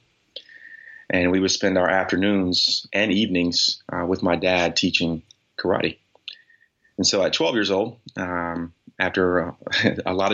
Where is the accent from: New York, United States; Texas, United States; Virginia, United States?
Virginia, United States; Newport News; I was born and raised in Newport News, Virginia